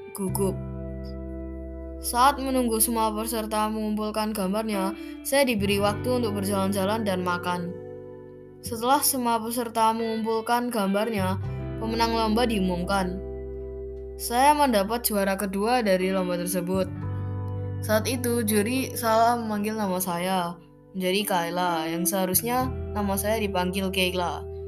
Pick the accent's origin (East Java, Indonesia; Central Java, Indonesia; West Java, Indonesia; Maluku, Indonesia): East Java, Indonesia; Malang; Saya lahir di Malang pada tahun 2011.